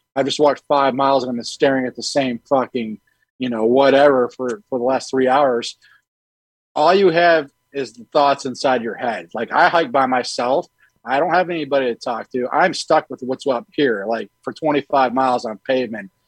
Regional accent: Michigan, United States; also born or lived in Montana; now in the South, United States; I grew up in Michigan

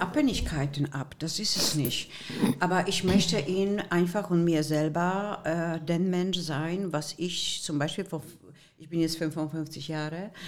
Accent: Poland; German is a second language; also born or lived in Germany; now in Düsseldorf, Germany; sogenannte Spätaussiedler aus polnischem Land. Meine Wege waren in Breslau und in Gleiwitz

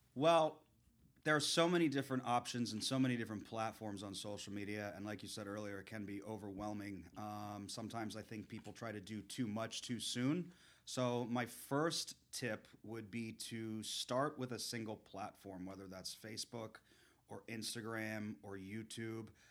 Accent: South Florida, United States; I grew up in the South Florida area

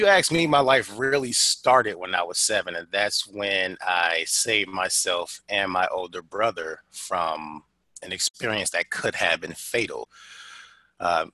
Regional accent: Detroit, Michigan, United States; moved away; I grew up in Detroit, and this was a time where looking the way that I look was enough to get you bullied

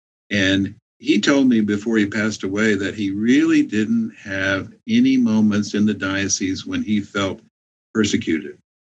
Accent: Louisiana, United States; born there; also born or lived in Texas, United States / Mexico; So I was born in Louisiana, and then of course I served in Texas and Mexico, and both places, you know, where Catholics are the majority.

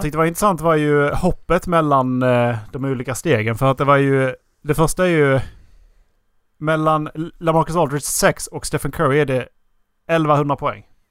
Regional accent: Skåne, Sweden; moved away; när jag var hemma i Skåne

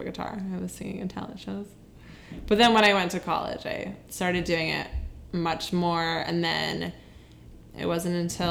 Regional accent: Connecticut, United States; moved away as an adult; now in New York City, United States; Growing up in Connecticut

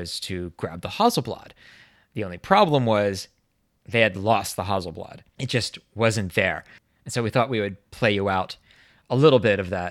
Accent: United States; As an American

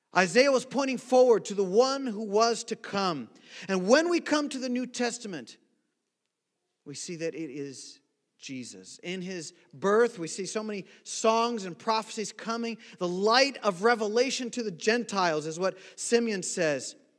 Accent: Brazil; now in United States; growing up in Brazil

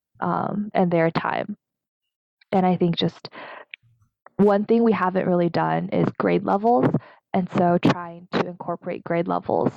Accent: United States; also born or lived in Taiwan (ancestry); as an American-born Taiwanese

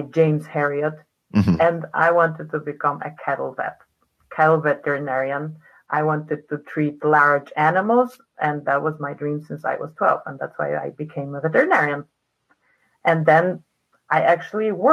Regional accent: Poland; moved away as an adult; now in United States; I'm originally from Poland. From Poland. I mean, I don't know where I would be not originally from. I spent most of my life there.

